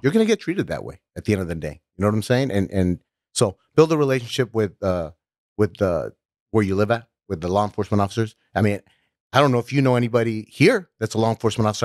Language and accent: English; Los Angeles, California, United States; I was growing up in North Hollywood